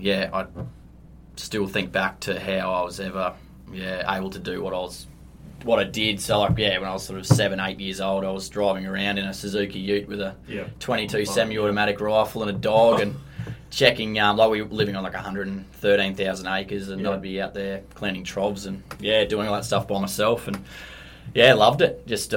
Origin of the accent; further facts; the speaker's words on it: Longreach, Queensland, Australia; also born or lived in Toowoomba / Northern Territory / Geelong; now in Brisbane, Australia; born and bred in Longreach, Queensland. Born and brought up on sheep and cattle places out there with... my folks, and did boarding school from grade 6 in Toowoomba for 2 years